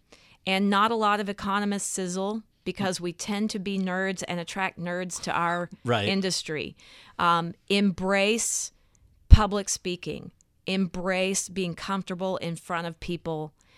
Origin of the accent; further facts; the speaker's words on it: Texas, United States; It's that I was raised in the South, in Texas, and there's this sense of perpetual optimism.